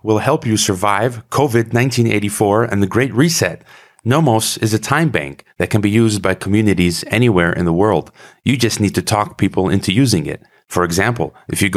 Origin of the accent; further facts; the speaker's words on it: United States; also born or lived in Kazakhstan; I'm an American. I was born in the US, and there are a lot of things I love about America.